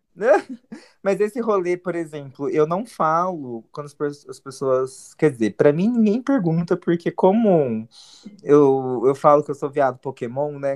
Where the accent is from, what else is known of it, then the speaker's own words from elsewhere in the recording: Mogi das Cruzes, São Paulo, Brazil; nós dois somos de Mogi